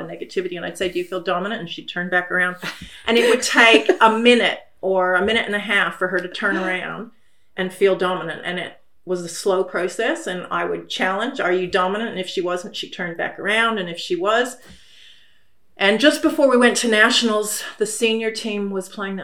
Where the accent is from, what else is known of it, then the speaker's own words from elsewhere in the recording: United States; now in Australia; I come from America